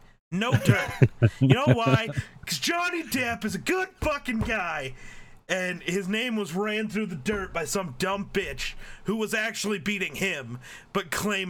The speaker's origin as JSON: {"language": "English", "region": "Wyoming", "country": "United States", "said": "I'm poor and I'm from Wyoming."}